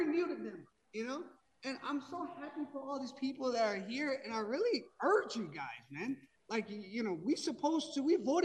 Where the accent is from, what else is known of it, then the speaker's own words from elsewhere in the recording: Pakistan; now in United States; I'm not from Palestine. I'm from Pakistan. You know, I've been in this country for a very, very long time.